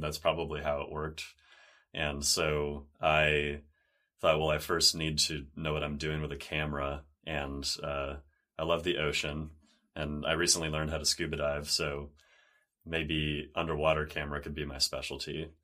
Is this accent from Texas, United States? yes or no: no; San Diego, California, United States; growing up in San Diego by the ocean